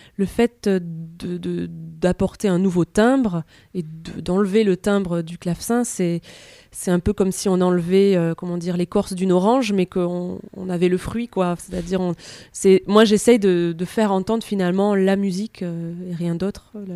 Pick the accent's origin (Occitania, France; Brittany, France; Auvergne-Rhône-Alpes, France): Occitania, France; near Perpignan; j'ai grandi près de Perpignan